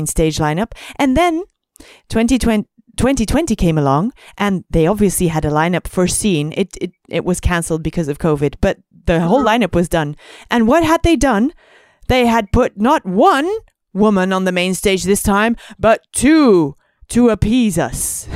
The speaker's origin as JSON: {"language": "English", "country": "Belgium", "said": "I'm used to festivals with like 12 stages because I'm from Belgium"}